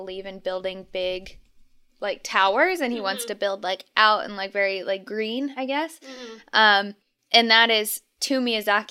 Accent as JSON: {"language": "English", "country": "United States", "said": "as American viewers"}